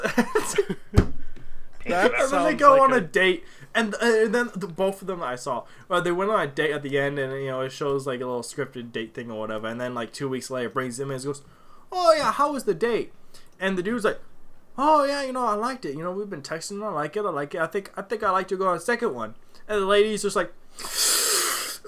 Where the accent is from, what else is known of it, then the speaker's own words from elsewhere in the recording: United States; Being an American